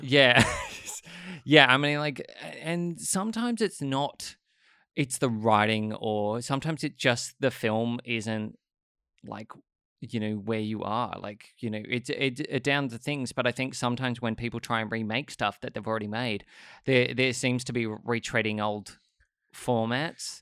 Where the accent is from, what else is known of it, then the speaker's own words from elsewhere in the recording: Sydney, New South Wales, Australia; I grew up in Sydney